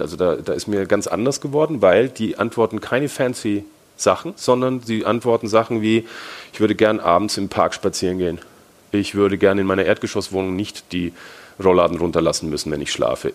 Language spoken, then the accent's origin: German; Franconia, Bavaria, Germany; accent: Franconian; Ich bin Deutscher, also vielleicht hört man es ein bisschen, also bin Franke